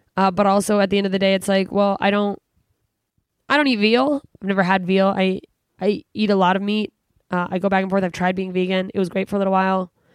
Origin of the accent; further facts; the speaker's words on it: Alaska, United States; now in California, United States; I'm from Alaska. It's dark all the time